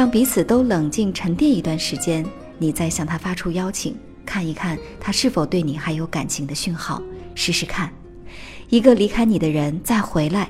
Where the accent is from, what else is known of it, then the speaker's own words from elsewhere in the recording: Qingdao, Shandong, China; now in Beijing, China; 就是这么巧，我们老家居然都是青岛，但是他在厦门工作，我在北京。